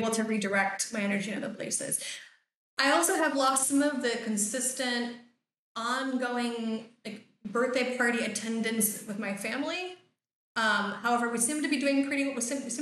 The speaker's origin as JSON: {"language": "English", "country": "United States", "tie": "born or raised there", "moved": "yes", "said": "I grew up in the States"}